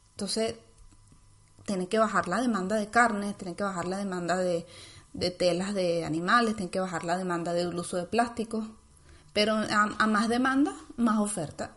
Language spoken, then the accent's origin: Spanish; Venezuela; moved away; venimos de Venezuela